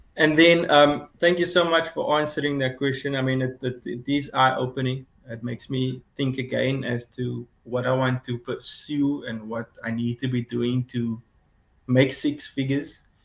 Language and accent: English; Cape Town, Western Cape, South Africa; I'm from Cape Town, South Africa